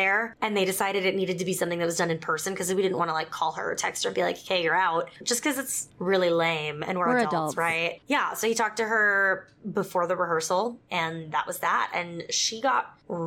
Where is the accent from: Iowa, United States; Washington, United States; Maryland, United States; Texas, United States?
Texas, United States; South; moved away; also born or lived in Utah; I grew up in South Texas